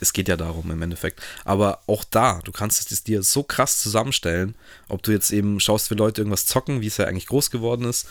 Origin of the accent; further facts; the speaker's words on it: Germany; selber als Deutscher